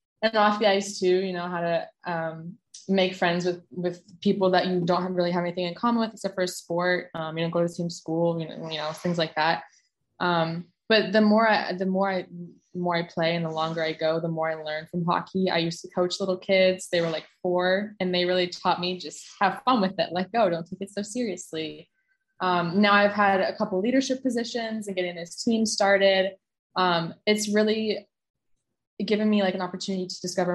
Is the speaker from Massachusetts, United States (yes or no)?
yes; Scituate, Massachusetts, United States; my hometown, from my town in Boston, from Scituate, Mass.